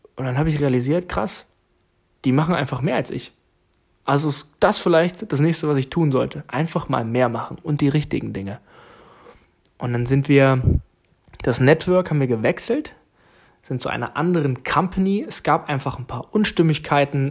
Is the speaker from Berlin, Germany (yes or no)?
no; Jena, Thuringia, Germany; moved away as an adult; now in Bremen, Germany; aus Jena, okay? Meine Eltern leben in Thüringen